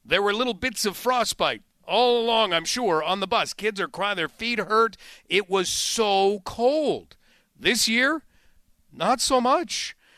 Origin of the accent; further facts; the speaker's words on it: Ottawa, Ontario, Canada; I grew up in the Ottawa area